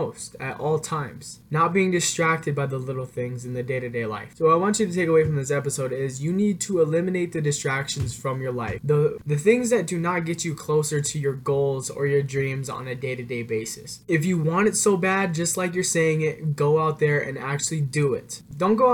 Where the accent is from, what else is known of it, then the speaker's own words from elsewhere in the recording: Phelan, California, United States; also born or lived in Reno, Nevada; I got back to my hometown in Phelan, California